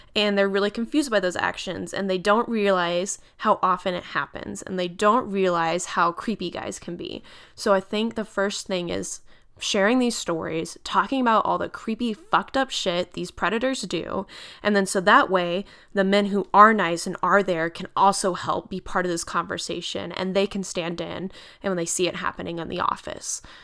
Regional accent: United States; we are their employers as American citizens

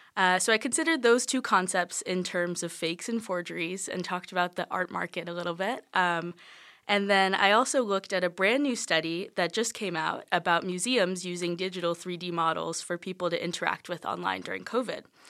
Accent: Charleston, South Carolina, United States; I'm from Charleston, South Carolina.

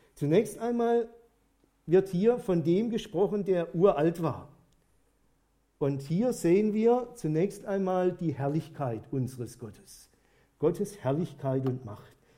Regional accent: Germany; bei uns in Deutschland

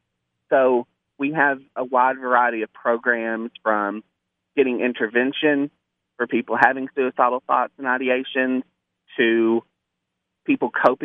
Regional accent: Jonesboro, Arkansas, United States; Jonesboro because this is my hometown, and we're a college town

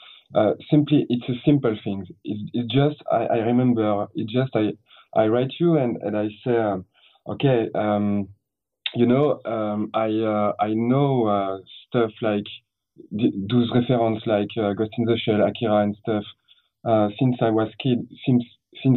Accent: France; English is a second language; in France we got a real problem with this. So personally, I learned English only when I I work, not really at school

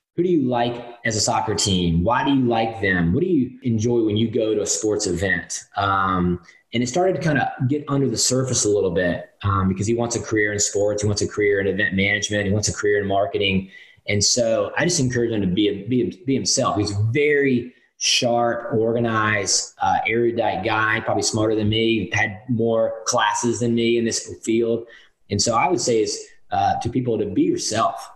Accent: Winston-Salem, North Carolina, United States; I grew up in Winston-Salem, North Carolina

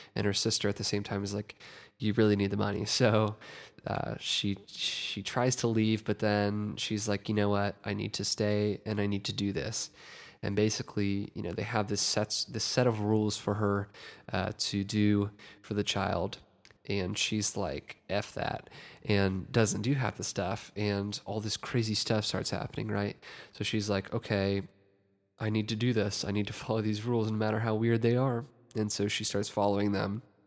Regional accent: Ohio, United States; my home state of Ohio

